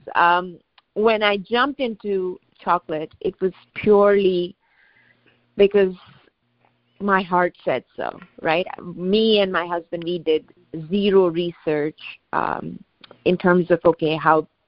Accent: India; moved away as an adult; also born or lived in West Coast, United States / East Coast, United States / Jersey City; now in United States; So I'm an immigrant. I grew up in India, and I came to the United States for my education

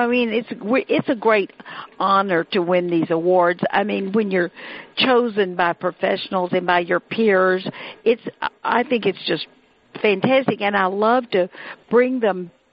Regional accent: the South, United States; I'm from the South.

